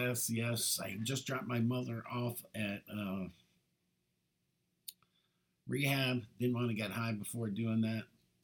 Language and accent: English; Ireland; not focus on our weaknesses, because we're Irish. We know we got a lot of weaknesses.